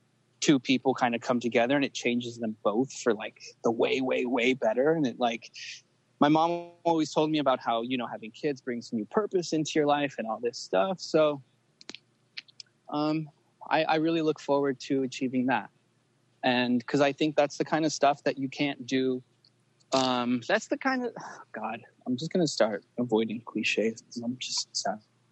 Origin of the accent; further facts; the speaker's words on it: Los Angeles, California, United States; I was born in LA.